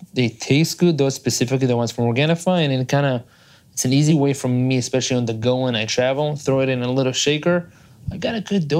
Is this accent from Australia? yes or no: no; Israel; English is a second language; moved away as an adult; now in United States; I am from Israel originally. So I'm a gringo here in the United States. I've been here for the past 11 years. I moved out here when I was 21